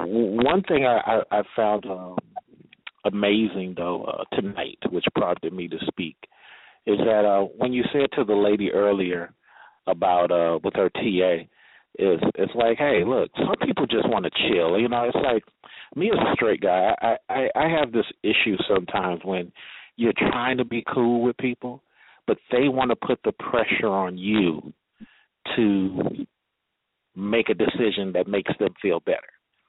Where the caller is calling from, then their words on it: Atlanta, Georgia, United States; in Atlanta and calling from Atlanta. And I'm an older black guy. I'm 40.